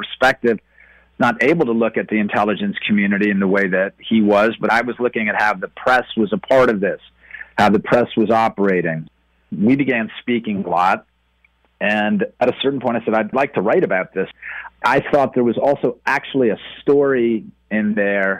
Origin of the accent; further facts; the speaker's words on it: New York, United States; I was raised in New York